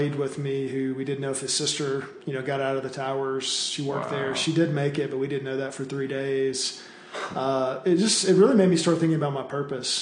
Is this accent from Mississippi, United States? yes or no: yes; Tupelo, Mississippi, United States; moved away as an adult; also born or lived in Missouri; Well, I'm originally from Tupelo, Mississippi. I grew up in the South